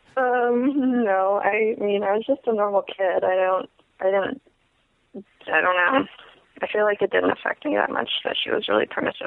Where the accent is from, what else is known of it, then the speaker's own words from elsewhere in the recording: Clear Lake, California, United States; I grew up a couple hours north of Oakland, um, in California, in a place called Clear Lake